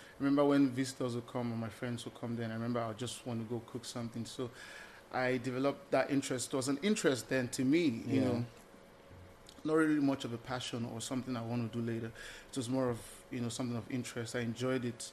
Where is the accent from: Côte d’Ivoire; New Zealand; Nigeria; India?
Nigeria; Lagos; moved away as an adult; also born or lived in Eastern Nigeria (parents' origin); now in United States; I'm Lagosian by birth, but the man from the East, the wise man from the East by, you know, reason of my parents